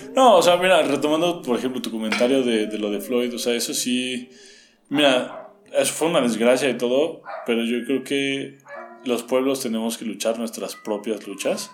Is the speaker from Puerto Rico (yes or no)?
no; Mexico; nosotros somos mexicanos